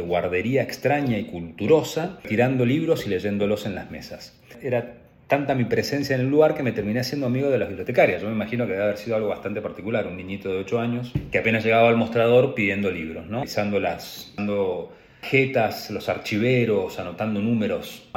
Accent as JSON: {"language": "Spanish", "town": "Trelew", "region": "Chubut", "country": "Argentina", "tie": "born or raised there", "said": "Yo nací en la Patagonia, Chubut, específico en la ciudad de Trelew"}